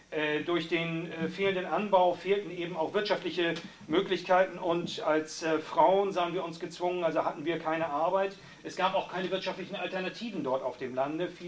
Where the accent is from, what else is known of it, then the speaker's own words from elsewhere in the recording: Nicaragua; Ich komme auch aus Nicaragua